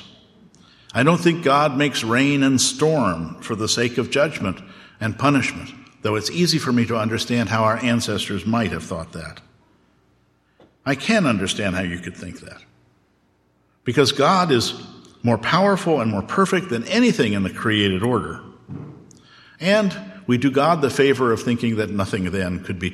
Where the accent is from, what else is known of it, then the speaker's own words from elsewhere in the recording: Oklahoma, United States; also born or lived in Southern California / Gettysburg, Pennsylvania; now in Elkins Park, United States; I grew up in Oklahoma